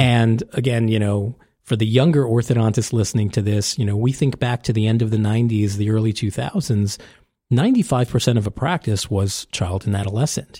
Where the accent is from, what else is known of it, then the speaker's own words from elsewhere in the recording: New York City, New York, United States; moved away as an adult; now in New Jersey, United States; I was born and raised in New York